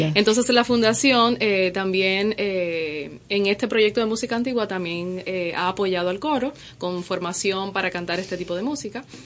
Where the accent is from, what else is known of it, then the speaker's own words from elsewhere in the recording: Cuba; now in Dominican Republic; yo soy cubana también